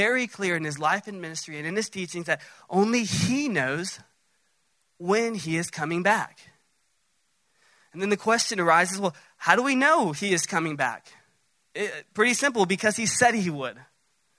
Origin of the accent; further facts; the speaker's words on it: Dallas, Texas, United States; Now, I'm from Dallas, south of Dallas